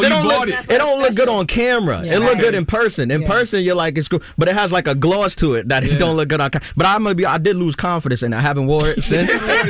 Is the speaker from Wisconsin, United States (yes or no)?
no; New York, United States; especially in my hometown, I'm from New York, like a New York audience, I was pretty confident that it would go well.